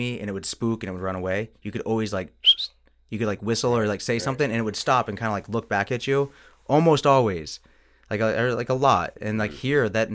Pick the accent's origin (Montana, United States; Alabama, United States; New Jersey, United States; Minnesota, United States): Montana, United States; I grew up in Montana